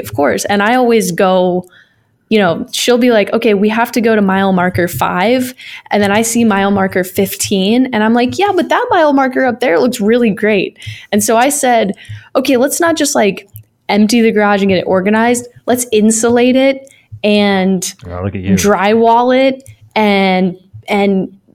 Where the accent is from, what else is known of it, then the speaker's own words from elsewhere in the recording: Florida, United States; now in Minnesota, United States; I'm from Florida